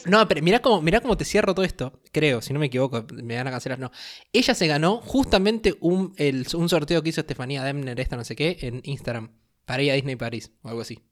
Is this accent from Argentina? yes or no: yes; Argentina; acá en Argentina somos fanatísimos de los Simpsons